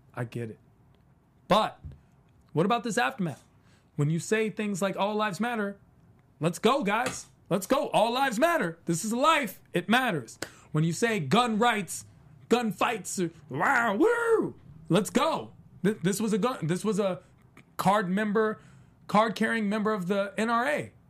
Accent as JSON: {"language": "English", "region": "East Coast", "country": "United States", "said": "I'm from the East Coast."}